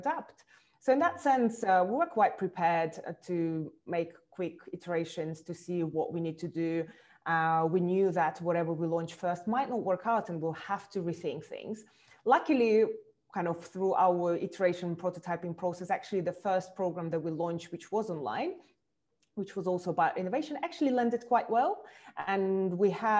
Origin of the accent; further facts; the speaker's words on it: Russia; moved away as an adult; also born or lived in Moscow; now in London, United Kingdom; I was born in Russia, and eventually I moved about 13 years, I moved to London.